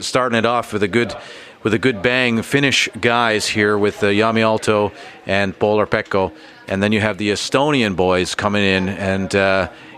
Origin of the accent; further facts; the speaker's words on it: Toronto, Ontario, Canada; now in Helsinki, Finland; I'm from Toronto, but this is now my city